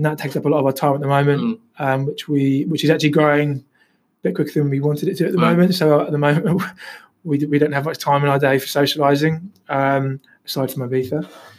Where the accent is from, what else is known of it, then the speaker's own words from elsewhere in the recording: London, United Kingdom; born there; And I was born in London, so to be back in London and around my family and mates